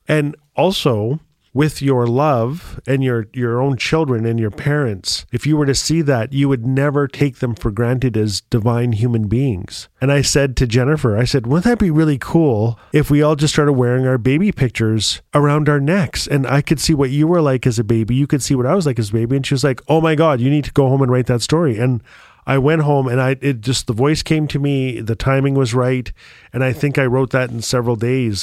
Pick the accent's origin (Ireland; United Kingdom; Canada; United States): Canada; Fort Smith, Northwest Territories; I was born and raised in Fort Smith, Northwest Territories